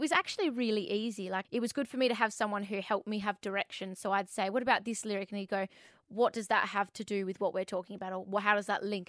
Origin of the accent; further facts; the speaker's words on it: Perth, Western Australia, Australia; I'm Aussie.